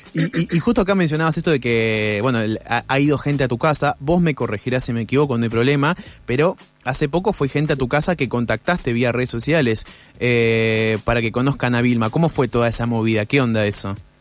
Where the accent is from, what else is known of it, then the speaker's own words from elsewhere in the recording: Buenos Aires, Argentina; yo soy porteño